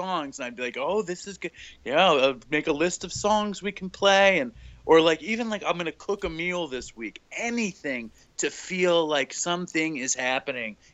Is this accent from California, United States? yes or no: no; New York City, New York, United States; also born or lived in Suffolk County, New York; I grew up in New York City. I am a quintessential middle class Jewish New York City guy